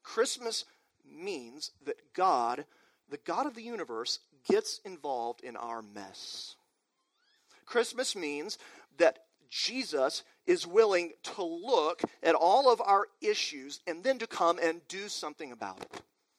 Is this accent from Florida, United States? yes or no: no; Amarillo, Texas, United States; also born or lived in Waco, Texas; my hometown, Amarillo, up in the Panhandle of Texas